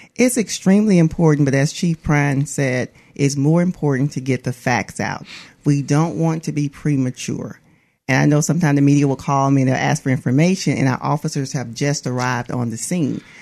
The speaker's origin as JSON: {"language": "English", "town": "Atmore", "region": "Alabama", "country": "United States", "said": "I'm from Atmore, Alabama"}